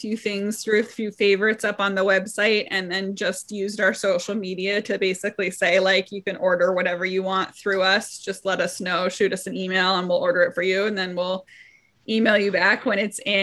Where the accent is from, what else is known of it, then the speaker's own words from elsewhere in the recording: Los Angeles, California, United States; moved away as an adult; now in Evanston, United States; I come from a big city. I'm from Los Angeles, and I just moved to Evanston 4 years ago